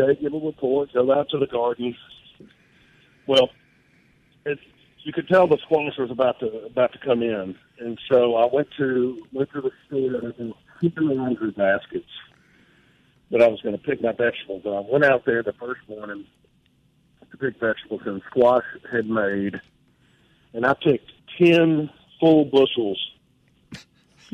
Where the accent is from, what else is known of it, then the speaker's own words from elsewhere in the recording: Mississippi, United States; I'm from Mississippi